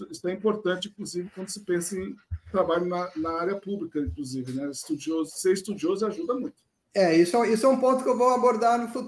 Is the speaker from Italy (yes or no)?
no; France; born there; Então, eu sou nascido na França, mas meu pai me registrou como brasileiro desde o início.